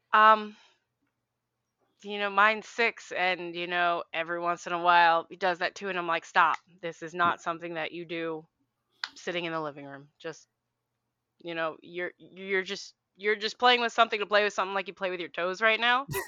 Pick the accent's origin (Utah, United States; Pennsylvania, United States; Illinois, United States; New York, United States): Pennsylvania, United States; Philadelphia; moved away; I am from Philly originally